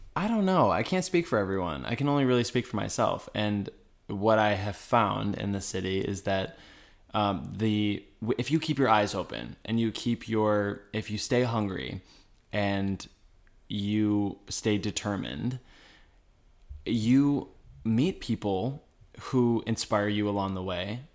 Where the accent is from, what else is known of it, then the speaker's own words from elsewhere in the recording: Detroit, Michigan, United States; moved away as an adult; now in New York, United States; We are from Detroit